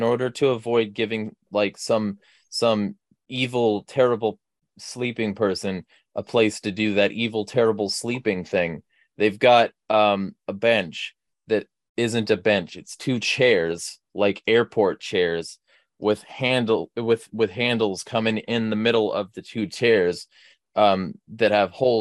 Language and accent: English; California, United States; now in Spokane, United States; I'm from California